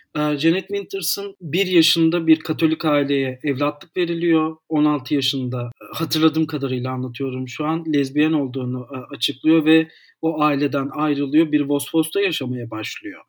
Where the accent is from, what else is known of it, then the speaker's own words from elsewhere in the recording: Istanbul, Turkey; 1991'de doğdum. İstanbul'da e, doğdum. İstanbul'da tüm eğitimimi sürdürüyorum.